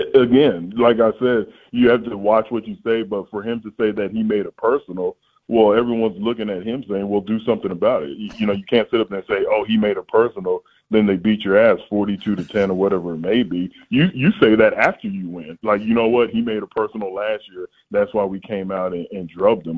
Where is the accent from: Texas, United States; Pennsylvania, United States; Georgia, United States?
Texas, United States; San Antonio; I grew up in San Antonio